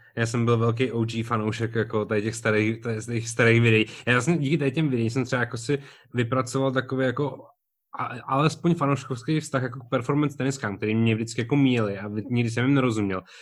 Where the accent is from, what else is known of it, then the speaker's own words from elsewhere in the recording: Prague, Czechia; jsem byl prostě z Barandova